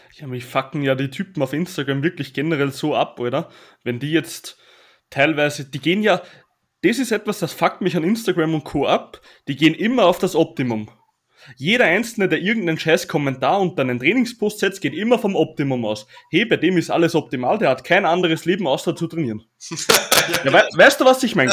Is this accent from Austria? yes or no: yes; Austria; accent: Austrian dialect; Und da habe ich auch noch Mundart gesprochen, also richtig Dialekt, weil ich bin ja aus Österreich.